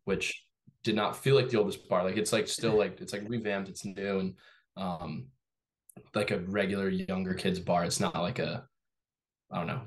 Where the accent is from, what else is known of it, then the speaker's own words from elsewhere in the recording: Torrance, California, United States; moved away as an adult; now in Massachusetts, United States; I grew up in Torrance, California.